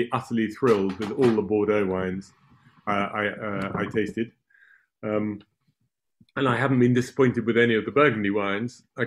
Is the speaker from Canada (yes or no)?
no; England, United Kingdom; now in France; I'm English